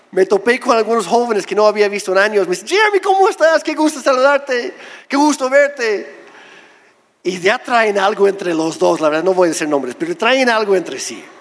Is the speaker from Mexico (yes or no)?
yes; Oaxaca, Mexico; Lo primero que sale de mi boca no es soy canadiense, es soy de Oaxaca. Y luego no me creen. Pero soy oaxaqueño, soy mexicano con todo y papeles.